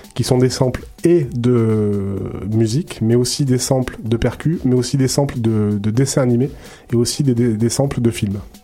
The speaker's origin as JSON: {"language": "French", "town": "Marseille", "region": "Provence-Alpes-Côte d'Azur", "country": "France", "moved": "yes", "lives_now": "Montreal, Canada", "said": "je suis marseillais"}